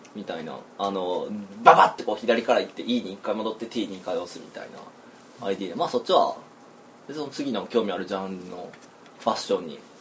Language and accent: Japanese; Kyoto, Japan; ずっと京都ですよねずっと京都で伏見のあたりで